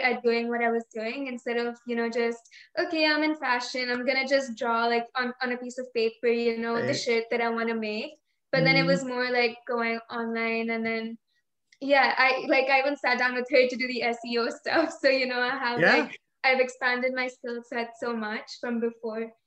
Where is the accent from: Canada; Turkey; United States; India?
India; moved away; We were born here. And I think 3 years after living here, we moved back to India.